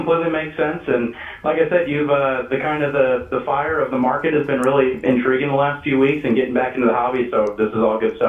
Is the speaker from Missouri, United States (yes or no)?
yes; St. Louis, Missouri, United States; I'm from St. Louis, so obviously a baseball town, and don't have a basketball team and football team left